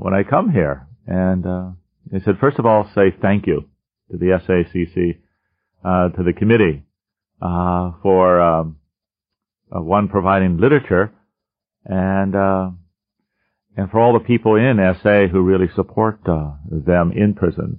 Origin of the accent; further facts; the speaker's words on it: Erie, Pennsylvania, United States; I'm from Erie, Pennsylvania